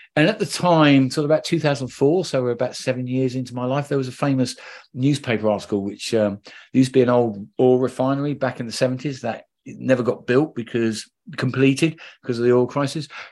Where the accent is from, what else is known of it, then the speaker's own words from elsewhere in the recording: London, United Kingdom; I'm a Londoner